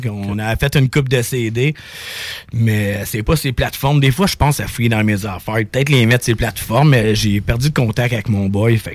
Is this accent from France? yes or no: no; Saint-Lin–Laurentides, Quebec, Canada; moi, j'étais à la campagne, là, je viens de Saint-Lin, tu sais, puis c'est pas mal euh, rural